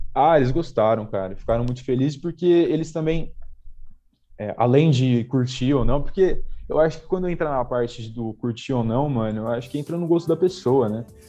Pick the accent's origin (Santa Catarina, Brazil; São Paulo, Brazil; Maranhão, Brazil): São Paulo, Brazil; Jundiaí; eu sou de Jundiaí, né? nasci em São Paulo, mas é, cresci em Jundiaí, moro aqui há